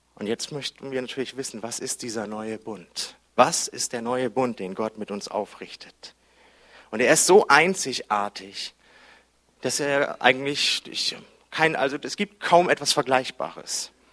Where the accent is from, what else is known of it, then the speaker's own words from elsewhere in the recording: Hamburg, Germany; ich bin Hamburger